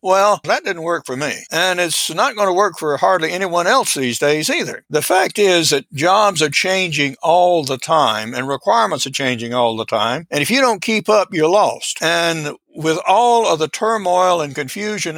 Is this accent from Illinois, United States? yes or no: no; Georgia, United States; also born or lived in Alaska; I'm a product of the rural South. I was born in Georgia